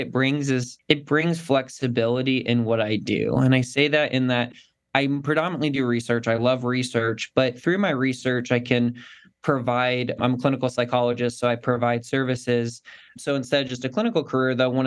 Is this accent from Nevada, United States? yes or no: yes; Carson City, Nevada, United States; I grew up in it's actually the capital of Nevada, Carson City, Nevada, but it's a rural town, about 55,000 people.